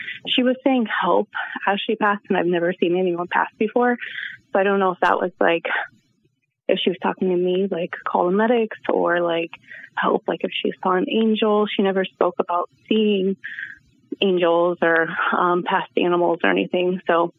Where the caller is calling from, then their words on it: South Carolina, United States; also born or lived in Portland; I'm calling from South Carolina